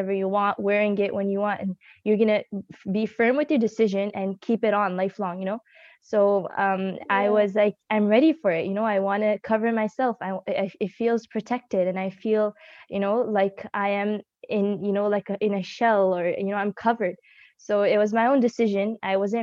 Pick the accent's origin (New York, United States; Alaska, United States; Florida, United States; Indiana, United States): New York, United States; Buffalo; also born or lived in Dallas, Texas; initially, I was born in Dallas, Texas, and then we moved to New York because of the good environment there in Buffalo.